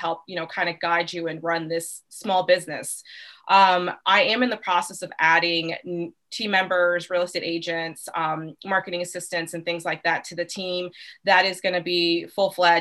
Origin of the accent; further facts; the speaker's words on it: Arlington / Falls Church area, Northern Virginia, United States; I'm originally from Northern Virginia, Arlington Falls Church area